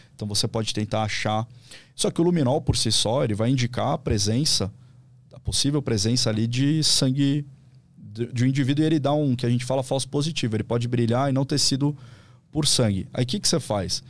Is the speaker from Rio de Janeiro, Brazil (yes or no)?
no; São Paulo, Brazil; moved away as an adult; also born or lived in Vale do Paraíba / Cruzeiro; eu sou de São Paulo, morei a vida toda, fui para lá por causa do, do concurso público